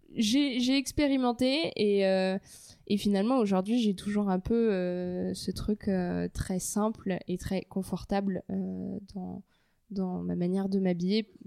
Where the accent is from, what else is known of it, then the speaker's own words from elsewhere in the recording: Paris, Île-de-France, France; je suis née à Paris j'ai grandi à Paris, donc 100% parisienne pure souche